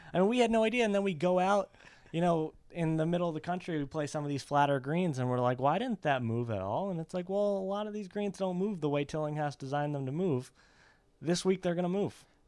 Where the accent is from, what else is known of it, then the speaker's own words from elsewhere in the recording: Mamaroneck, New York, United States; we grew up in Mamaroneck, New York.